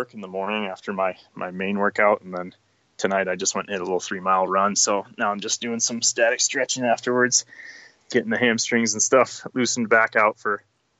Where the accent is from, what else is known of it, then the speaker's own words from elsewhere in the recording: Scranton, Pennsylvania, United States; moved away; Yeah, so I'm from Scranton, just like The Office